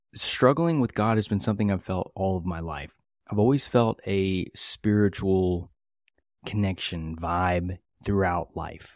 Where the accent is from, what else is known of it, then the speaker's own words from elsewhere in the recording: West Virginia, United States; I grew up in West Virginia in the, uh, eighties and nineties